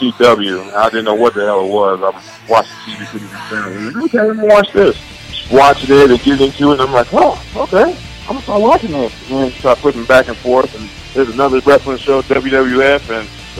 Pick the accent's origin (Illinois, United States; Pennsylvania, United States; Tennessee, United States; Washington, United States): Illinois, United States; Chicago; I grew up in Chicago